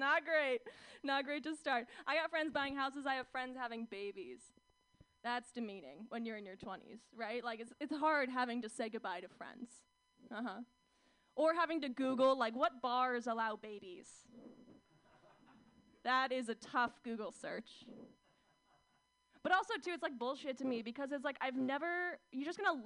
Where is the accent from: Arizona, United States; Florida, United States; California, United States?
California, United States; Orange County; moved away; growing up in Orange County.